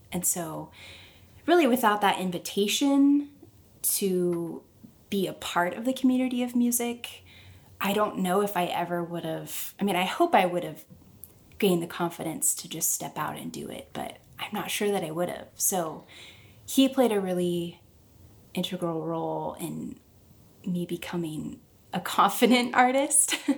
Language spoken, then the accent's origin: English; Springfield, Missouri, United States; moved away as an adult; also born or lived in Nashville; am in Springfield, Missouri, which is my hometown.